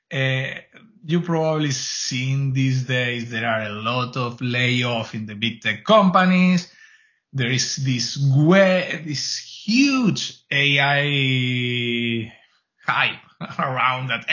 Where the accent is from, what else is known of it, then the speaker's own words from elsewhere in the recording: Argentina; English is a second language; moved away as an adult; also born or lived in Spain; now in Canada; born and raised in Argentina, moved to Spain in the early 2000s and moved to Canada on 5 or 6 years ago